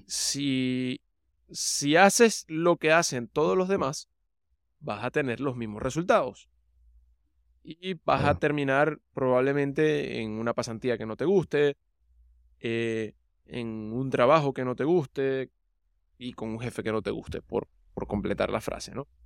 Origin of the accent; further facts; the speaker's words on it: Venezuela; moved away; De Venezuela